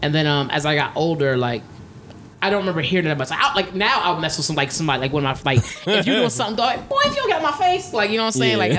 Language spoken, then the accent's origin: English; Philadelphia, Pennsylvania, United States; I'm from Philly, like we got names like Jamil, Khalil